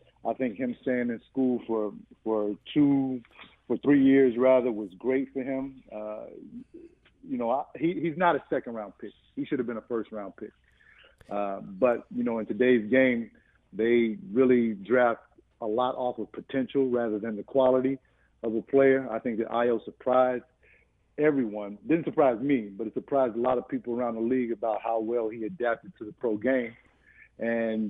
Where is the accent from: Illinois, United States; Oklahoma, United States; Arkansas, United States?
Illinois, United States; Chicago; born or raised there